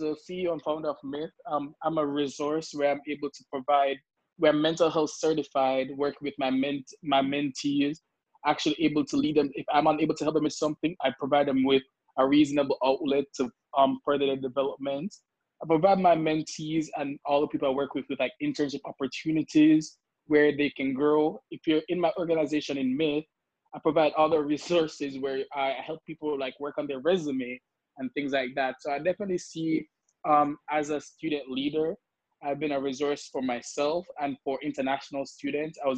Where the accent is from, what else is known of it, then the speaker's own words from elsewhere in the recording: Kingston, Jamaica; moved away as an adult; also born or lived in Washington, D.C., United States; now in United States; I am from Kingston, Jamaica, and I came to America in 2016 in the hopes of like furthering my education